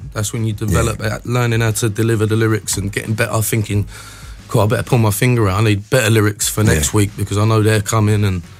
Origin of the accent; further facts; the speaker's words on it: Dagenham, London, United Kingdom; where I was from Dagenham.